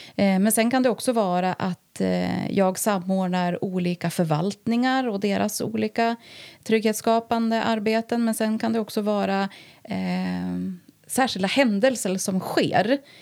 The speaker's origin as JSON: {"language": "Swedish", "town": "Härnösand", "region": "Västernorrland County", "country": "Sweden", "tie": "born or raised there", "said": "jag är född och uppvuxen eh, på Bornsjöhöjden faktiskt. Och eh, har väl bott här mer eller mindre hela mitt liv förutom några år utomlands då"}